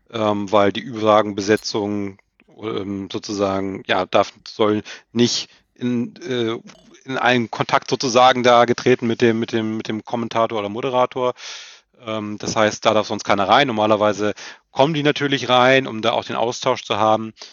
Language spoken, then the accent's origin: German; Lower Saxony, Germany; also ich bin, habe ja gesagt, ich komme aus Niedersachsen